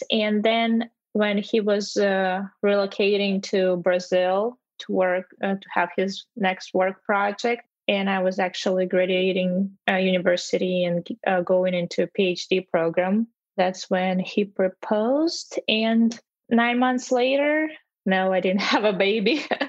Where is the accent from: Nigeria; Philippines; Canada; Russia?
Russia; Russian Far East; English is a second language; moved away as an adult; also born or lived in China / Texas; now in United States; especially where I'm from, Far East Russia. So leaving my hometown and moving very far away